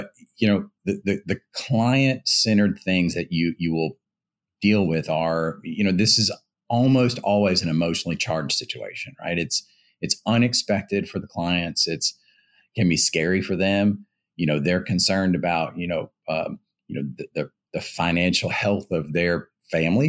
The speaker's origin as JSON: {"language": "English", "region": "Louisiana", "country": "United States", "also_born_or_lived": "Boston", "moved": "as an adult", "said": "I'm originally from Louisiana"}